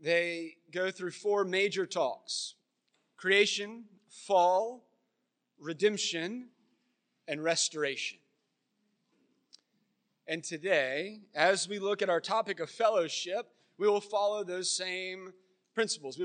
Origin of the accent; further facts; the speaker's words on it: Florence, South Carolina, United States; moved away; also born or lived in Myrtle Beach; I grew up here in Florence